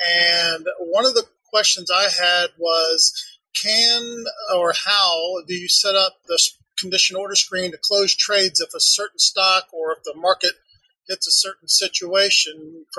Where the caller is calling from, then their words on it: Woodstock, Georgia, United States; I'm from Woodstock, Georgia.